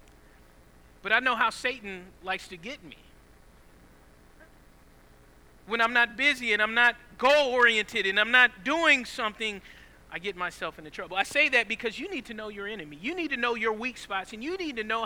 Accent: Southeast Georgia, United States; I grew up in Southeast Georgia.

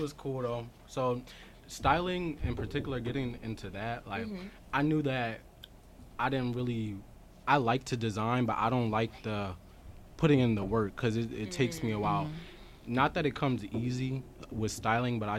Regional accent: Winslow, New Jersey, United States; also born or lived in Camden, New Jersey; I'm from Winslow. It's like down South Jersey. Mm-hmm. I was born in Camden

